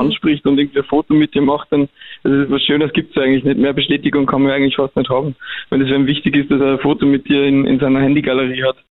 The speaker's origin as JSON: {"language": "German", "country": "Germany", "also_born_or_lived": "Vienna, Austria", "accent": "Hochdeutsch", "moved": "yes", "said": "zurückzugehen, da wo ich herkomme"}